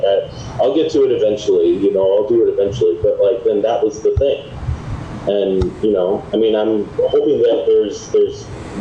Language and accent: English; Dodgeville, Wisconsin, United States; growing up in Dodgeville, Wisconsin